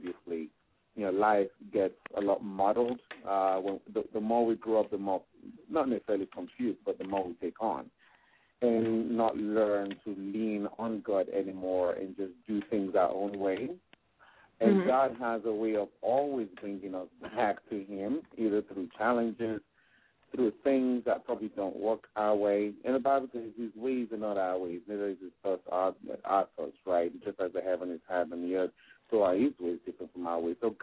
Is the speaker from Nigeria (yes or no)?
yes; Nigeria; accent: mixed, transatlantic; also born or lived in England; now in Gaithersburg, United States; growing up in Nigeria, we had nothing